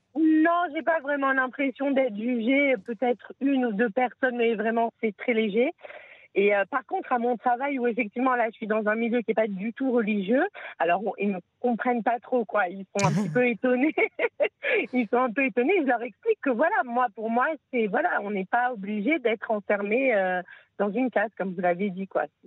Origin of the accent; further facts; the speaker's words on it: France; now in Israel; quand on vient de France